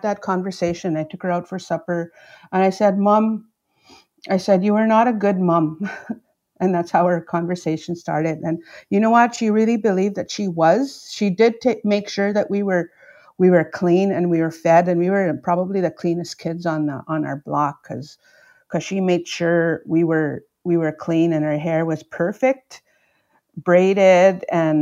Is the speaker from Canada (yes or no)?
yes; Opaskwayak Cree Nation, Manitoba, Canada; growing up in Opaskwayak Cree Nation